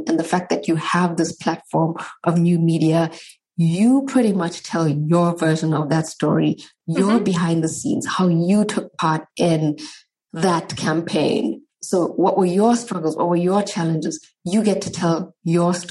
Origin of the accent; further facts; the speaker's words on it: South Africa; moved away as an adult; now in Germany; I grew up in South Africa, fourth generation Indian.